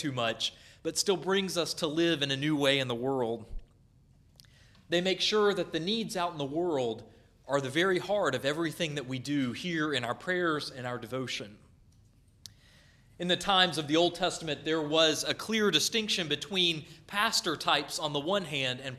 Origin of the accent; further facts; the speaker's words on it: North Carolina, United States; where I grew up in North Carolina